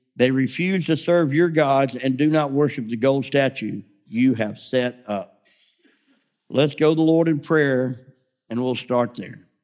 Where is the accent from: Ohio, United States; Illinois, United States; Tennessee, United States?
Tennessee, United States; Memphis; moved away; I grew up in Memphis.